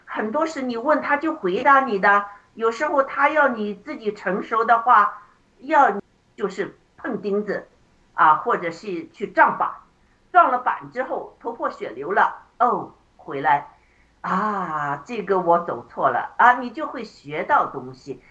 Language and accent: Chinese; China; 我们中国人